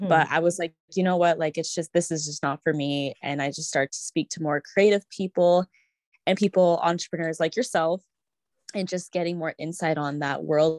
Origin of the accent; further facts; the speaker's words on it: Canada; I grew up in Canada and I was born here